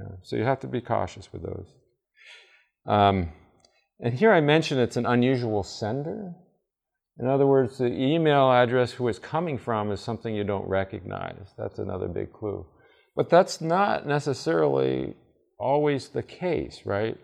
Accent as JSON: {"language": "English", "region": "Vermont", "country": "United States", "tie": "born or raised there", "said": "I grew up in Vermont."}